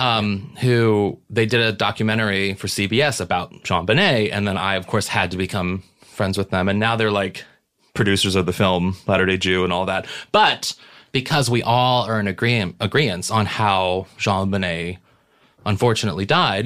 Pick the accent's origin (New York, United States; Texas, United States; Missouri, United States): Missouri, United States; St. Louis; we're both from Saint Louis